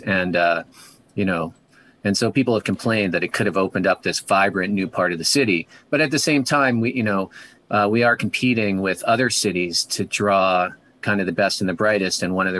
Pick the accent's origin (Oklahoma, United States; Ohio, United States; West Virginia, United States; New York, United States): New York, United States; just as a New Yorker